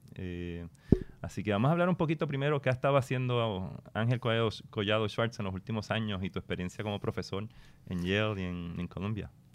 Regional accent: Puerto Rico; única nuestra como puertorriqueño

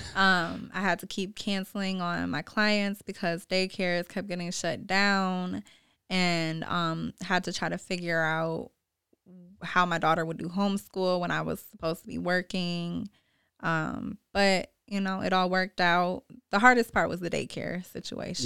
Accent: Lansing, Michigan, United States; I'm from Lansing, born and raised on the South Side.

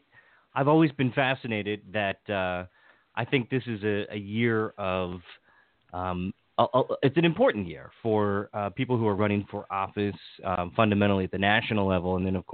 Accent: Hagerstown, Maryland, United States; now in Montgomery County, United States; I grew up in Hagerstown.

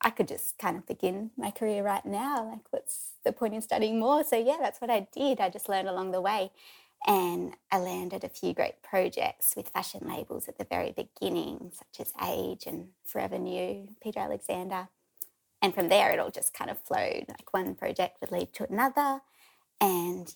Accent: Forster, New South Wales, Australia; moved away as an adult; also born or lived in Sydney; now in Sawtell, Australia; I'm originally from Foster, a few hours south. So I grew up there

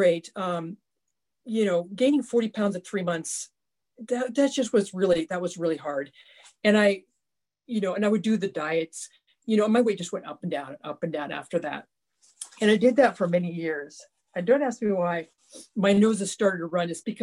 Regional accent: Ritzville, Washington, United States; I grew up in Eastern Washington State in a small farming community that had about 1,800 people.

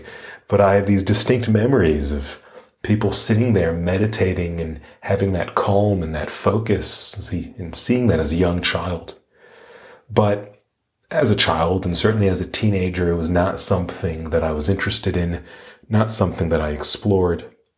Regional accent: Sharon, Massachusetts, United States; now in Melbourne, Australia; I grew up outside of Boston, Massachusetts, in a place called Sharon, Massachusetts. But I currently live all the way across the world in Melbourne, Australia. And of course, you can tell that I do not have an Australian accent.

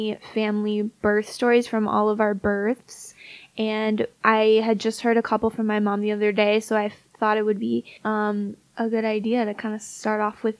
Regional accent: northwest suburbs of Chicago, Illinois, United States; We're from the northwest suburbs of Chicago.

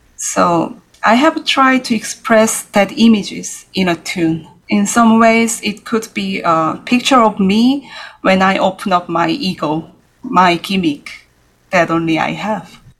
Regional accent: Seoul, South Korea; moved away as an adult; now in New York City, United States; I was born in Seoul, yes, in 1983

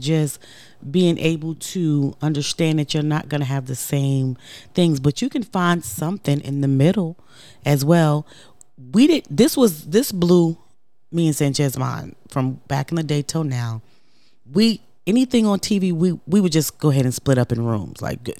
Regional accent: Brooklyn, New York, United States; I'm straight from Brooklyn. I'm from the hood.

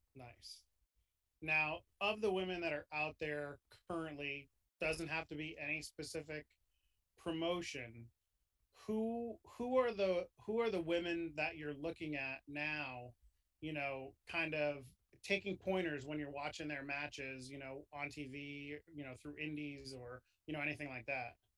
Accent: New York, United States; I grew up in New York.

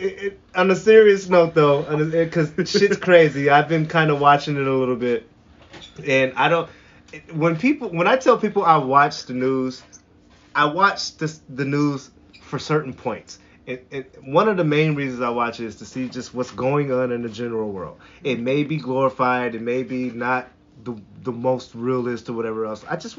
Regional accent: Seattle, Washington, United States; I told them one word. Where are you from? Seattle. Oh, he little Cincinnati.

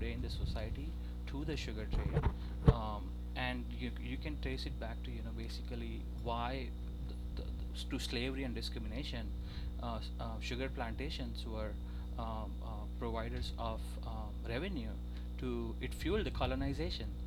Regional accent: India; moved away as an adult; also born or lived in New Orleans; now in Austin, United States; Originally, I'm from India

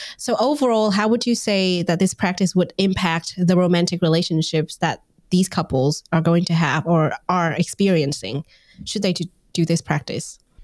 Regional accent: Vietnam; moved away; I'm originally from Vietnam

